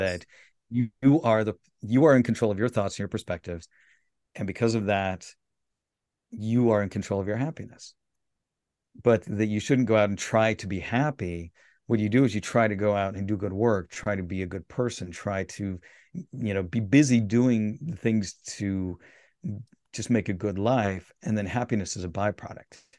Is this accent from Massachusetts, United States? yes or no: no; Salt Lake City, Utah, United States; I grew up in Salt Lake